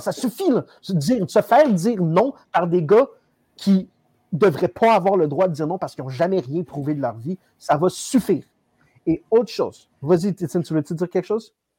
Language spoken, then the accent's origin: French; Canada; tellement douillet en tant que Canadien